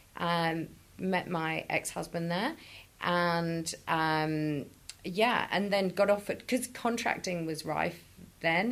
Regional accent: Chester, North West England, United Kingdom; moved away; I'm from Chester, right, which is in the middle of Liverpool and Manchester.

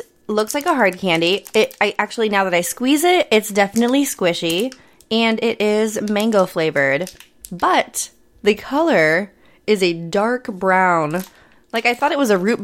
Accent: Midwest, United States; I grew up in the Midwest where we have party peanuts

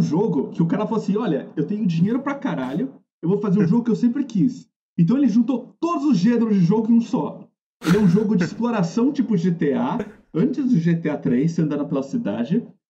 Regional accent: Brazil; A gente é brasileiro

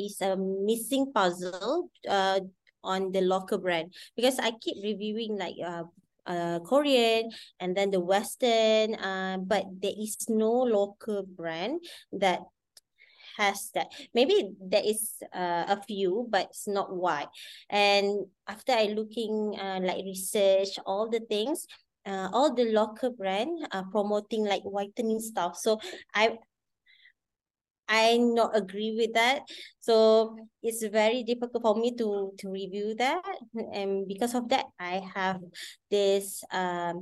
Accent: Kedah, Malaysia; I am from Kedah. I'm a Kedah woman.

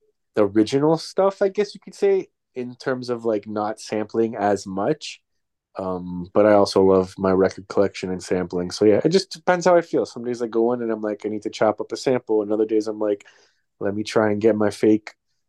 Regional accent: Toronto, Ontario, Canada; now in New York, United States; I came from Toronto

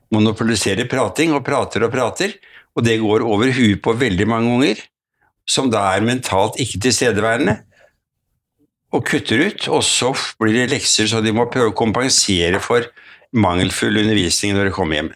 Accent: Oslo, Norway; Født og vokst opp i Oslo

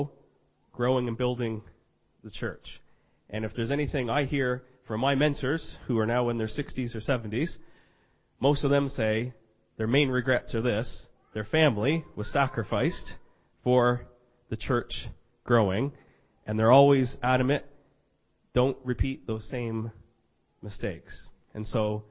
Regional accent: Fredericton, New Brunswick, Canada; I'm from Fredericton, New Brunswick, Canada.

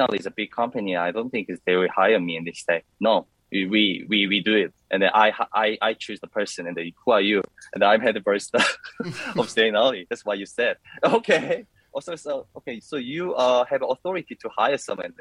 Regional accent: Busan, South Korea; moved away as an adult; also born or lived in Melbourne, Australia; I was born in Busan. It's a second city of South Korea

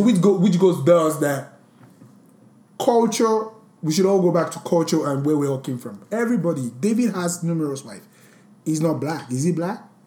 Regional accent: Nigeria; a Nigerian Born, bred. I'm so Nigerian.

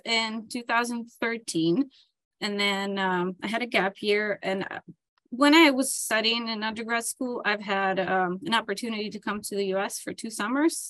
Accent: Dnipro, Dnipropetrovsk Oblast, Ukraine; moved away as an adult; now in United States; So I was born and raised in Ukraine in the town of Dnipro

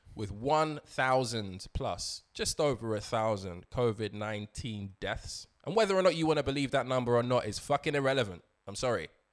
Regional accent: London, United Kingdom; I was born in London, raised in London, but I am Nigeria by origin

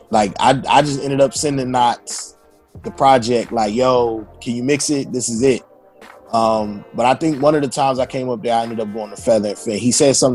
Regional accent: Virginia, United States; also born or lived in North Carolina; even after I had been in North Carolina for a while, I didn't talk like I was from North Carolina, but I didn't really talk like I was from Northern Virginia.

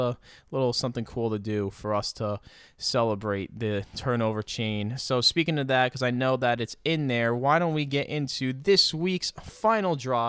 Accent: New Jersey, United States; I grew up in North Jersey.

